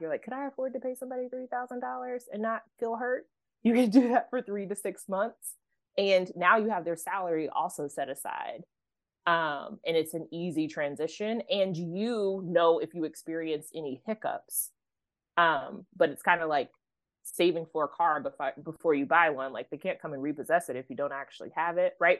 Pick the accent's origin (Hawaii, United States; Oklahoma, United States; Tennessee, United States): Oklahoma, United States; I grew up in Oklahoma